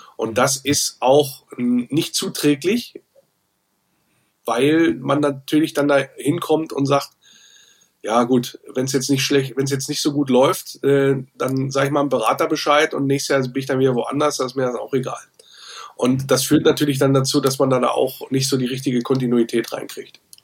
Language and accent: German; Wolfsburg, Lower Saxony, Germany; aus meiner Heimatstadt als gebürtiger Wolfsburger